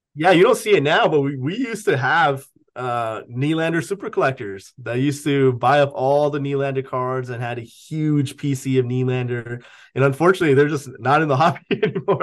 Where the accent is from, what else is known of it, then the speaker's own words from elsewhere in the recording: Canada; I'm Canadian.